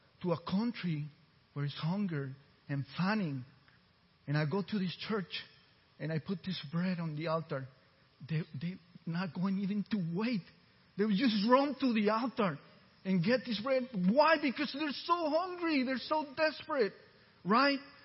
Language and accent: English; Costa Rica; first language Spanish; English is a second language; now in Texas, United States; I was born in Central America, Costa Rica, and I seen hunger for real